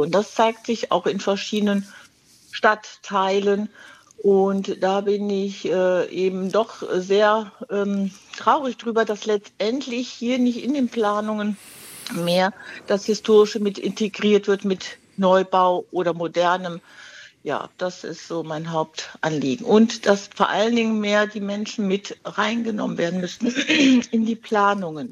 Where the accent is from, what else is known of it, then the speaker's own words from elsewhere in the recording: Düsseldorf, North Rhine-Westphalia, Germany; Ich bin aus Düsseldorf